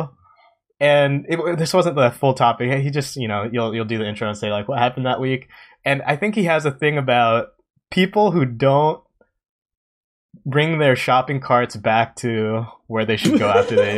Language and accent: English; Japan; growing up in Japan